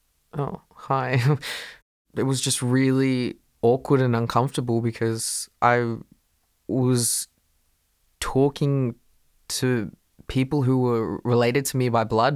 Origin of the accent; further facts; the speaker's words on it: Shepparton, Victoria, Australia; I was born in Shepparton, which is about 3 hours from Melbourne